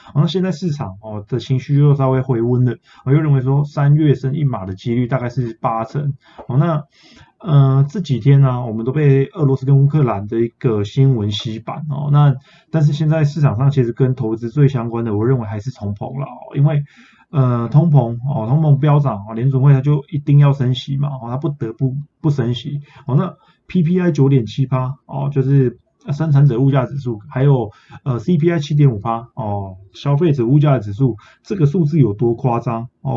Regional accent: Taiwan; 我们台湾人

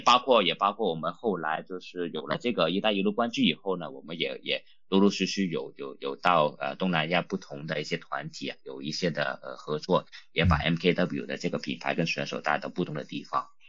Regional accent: Hong Kong; Chinese is a second language; also born or lived in Shanghai, China; 我我来自香港了，我是土生土长的香港人

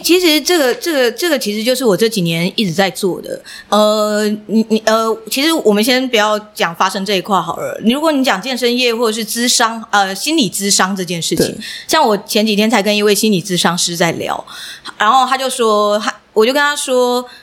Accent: Miaoli County, Taiwan; 我是苗栗长大的孩子

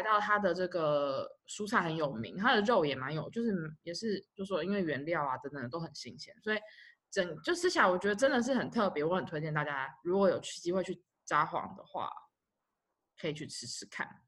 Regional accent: Taipei, Taiwan; 因为我们从小就在那边长大

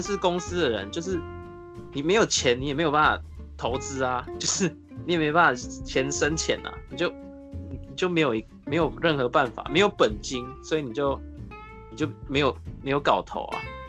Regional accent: Taipei, Taiwan; 台北啊，

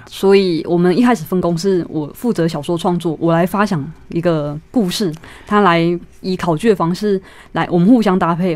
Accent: Taichung, Taiwan; 我和我妹妹都是在眷村长大

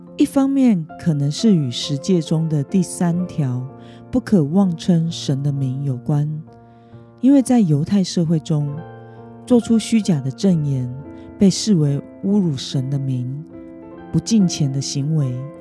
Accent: Taiwan; 身为台湾人的我们

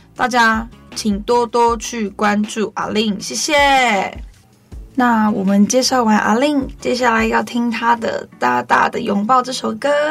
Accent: Guanshan, Taitung County, Taiwan; 我是来自台东关山德高达古范部落的阿美族

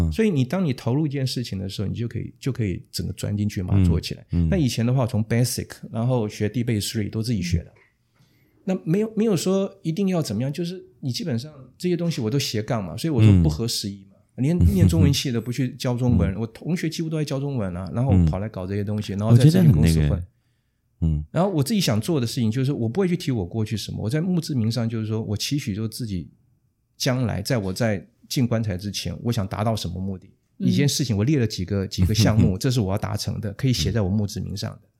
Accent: Wanhua, Taipei, Taiwan; 因为我从小在万华出生长大，嗯，那从小就看到游民， 那些无家可归的人

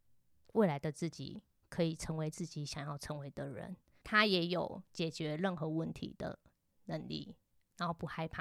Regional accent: Tainan, Taiwan; 我台南人

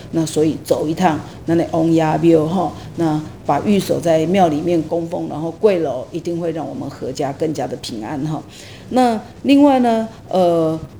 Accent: Taiwan; 我们台湾人并不知道要去吃它

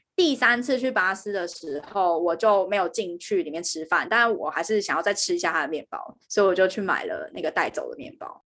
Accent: Taiwan; moved away as an adult; now in United Kingdom; 身为一个台湾人

